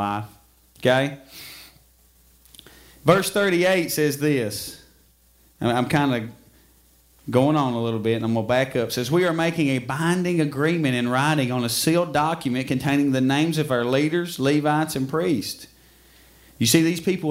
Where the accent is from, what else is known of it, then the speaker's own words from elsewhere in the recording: Middle Fork, United States; I'm from Middle Fork